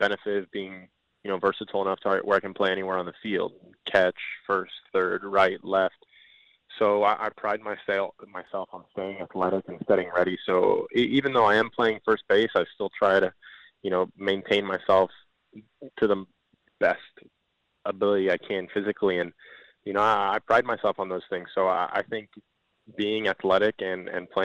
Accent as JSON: {"language": "English", "town": "Miami", "region": "Florida", "country": "United States", "tie": "born or raised there", "first_language": "Spanish", "second_language": "English", "said": "my hometown team"}